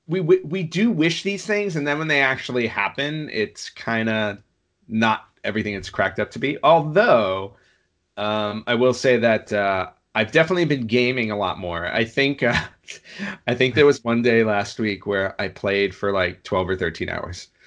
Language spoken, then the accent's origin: English; New York, United States; I grew up in New York